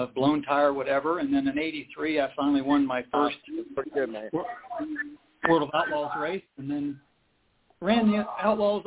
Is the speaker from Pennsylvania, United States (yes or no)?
no; Ohio, United States; I grew up here in Ohio, and my neighbors were the Hodenshields